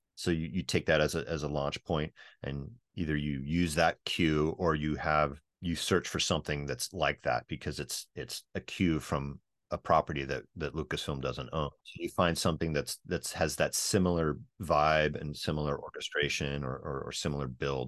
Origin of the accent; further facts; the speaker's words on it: Northern California, United States; we're both from Northern California